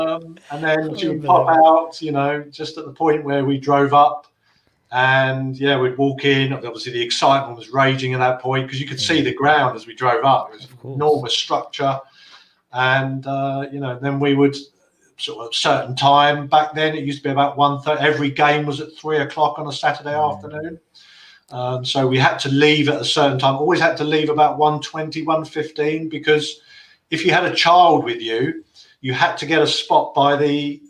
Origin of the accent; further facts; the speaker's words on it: Plumstead, London, United Kingdom; born there; But, I mean, as it happens, I was born in Plumstead. So I was kind of a generation that's popped out of the East End.